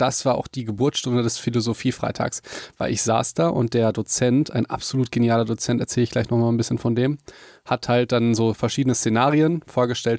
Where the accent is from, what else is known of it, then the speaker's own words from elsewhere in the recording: Hagen, North Rhine-Westphalia, Germany; also born or lived in Mannheim; ich bin sehr verbunden halt mit Hagen, mit meiner Heimatstadt